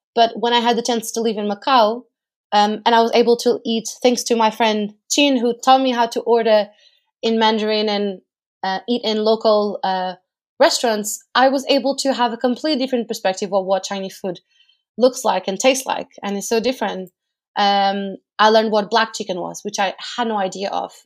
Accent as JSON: {"language": "English", "country": "Portugal", "moved": "as an adult", "lives_now": "United Kingdom", "said": "I am from Portugal. I lived in the U K for over five years now"}